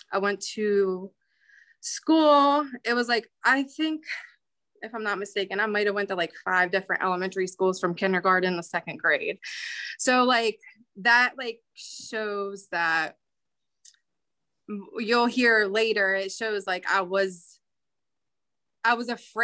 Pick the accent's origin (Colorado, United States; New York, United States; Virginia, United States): Virginia, United States; Winchester; also born or lived in Bunker Hill, West Virginia; now in Martinsburg, United States; I grew up in Bunker Hill. My parents divorced when I was 4. And then after that, my mom moved me and my sister to Winchester.